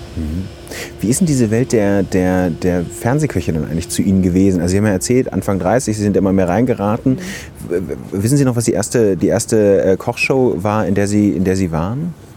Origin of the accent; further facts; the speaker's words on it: Ruhr area, North Rhine-Westphalia, Germany; ich komme aus dem Ruhrgebiet, da ist es so, dass man sich so Süßigkeiten aussuchen darf an der ja. Trinkhalle